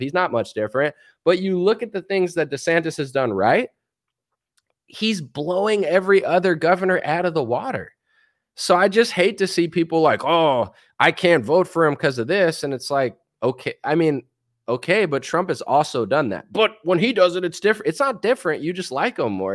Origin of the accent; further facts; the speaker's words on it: United States; As an American